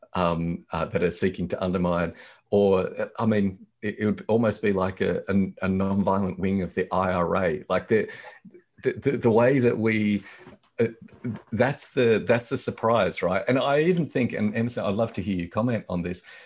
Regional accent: Australia; as an Australian

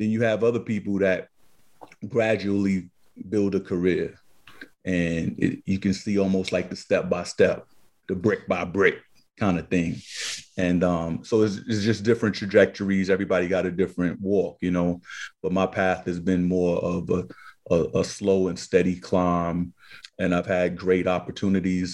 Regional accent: New York City, New York, United States; we two little knuckleheads growing up in Harlem

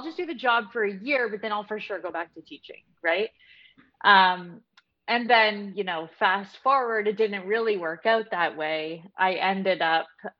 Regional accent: Canada; I'm from Canada

